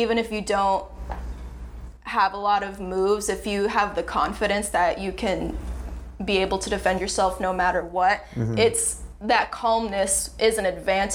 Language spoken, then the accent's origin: English; Lake Worth, Florida, United States; I grew up in the suburbs of Lake Worth, which is a little bit south of West Palm Beach